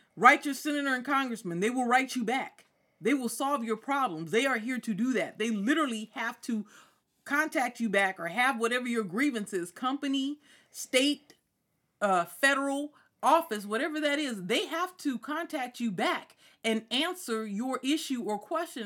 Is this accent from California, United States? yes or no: yes; Ontario, California, United States; also born or lived in Chino, California; I'm from Ontario. I went to Chino High.